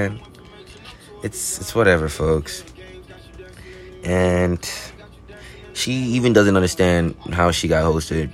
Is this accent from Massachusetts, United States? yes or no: no; Florida, United States; I'm from Florida, folks, but you won't know the spot